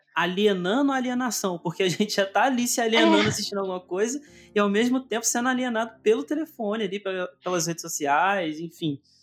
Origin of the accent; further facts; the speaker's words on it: interior of Minas Gerais, Brazil; also born or lived in Northeast Brazil; como eu vivo no interior de Minas, eu nasci, eu nasci lá no Nordeste, mas vim para cá com um ano. Então, uhum. é, vivi minha vida toda aqui no interior de Minas